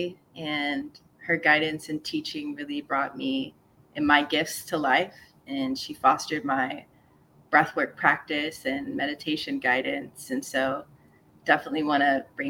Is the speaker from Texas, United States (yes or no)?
yes; San Antonio, Texas, United States; also born or lived in Atlanta / Seattle; now in Los Angeles, United States; I'm from San Antonio, Texas, originally